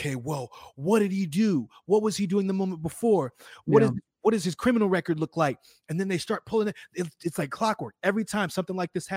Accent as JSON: {"language": "English", "region": "Illinois", "country": "United States", "said": "I'm from Illinois"}